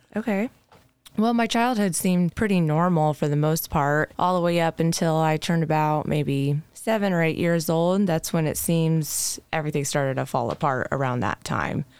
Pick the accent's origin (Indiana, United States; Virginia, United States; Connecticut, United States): Indiana, United States; Decatur; born and raised in Decatur, Indiana